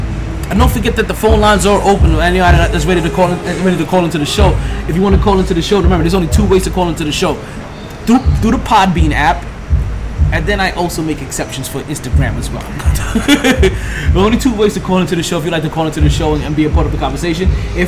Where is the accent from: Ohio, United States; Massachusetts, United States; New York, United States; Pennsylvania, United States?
New York, United States; As a New Yorker, right?